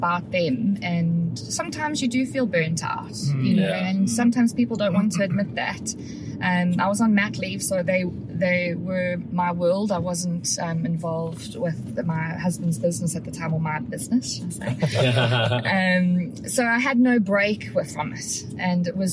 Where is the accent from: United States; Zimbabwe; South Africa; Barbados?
South Africa; moved away; I'm South African and a lot of my loved ones in the UK